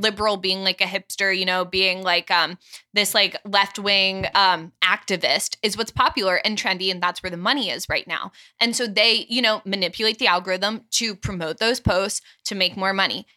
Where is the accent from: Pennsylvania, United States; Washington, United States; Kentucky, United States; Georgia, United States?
Georgia, United States; Atlanta; moved away as an adult; now in Steubenville, United States; I'm from Atlanta.